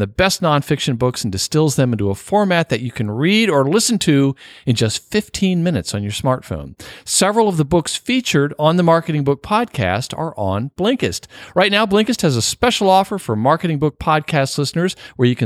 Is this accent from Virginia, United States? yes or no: yes; Norfolk, Virginia, United States; my hometown